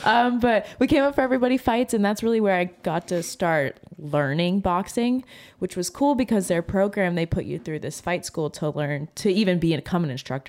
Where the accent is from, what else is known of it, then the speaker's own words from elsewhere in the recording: Ohio, United States; now in Lexington, United States; we came to Lexington from Ohio. It was 2018, I believe.